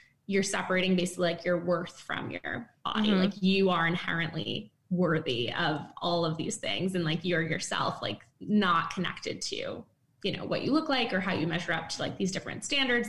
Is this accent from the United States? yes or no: yes; East Coast, United States; moved away as an adult; now in San Francisco, United States; I'm from the East Coast, but then moved recently